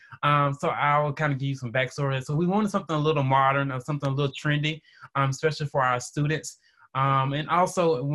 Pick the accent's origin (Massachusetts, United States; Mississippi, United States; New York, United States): Mississippi, United States; West Point; my beginning started in small town West Point, Mississippi.